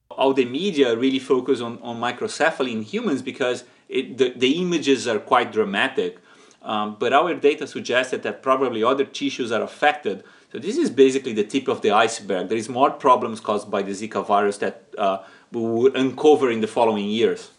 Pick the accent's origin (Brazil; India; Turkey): Brazil; moved away as an adult; now in San Diego, United States; it's my, uh, my home country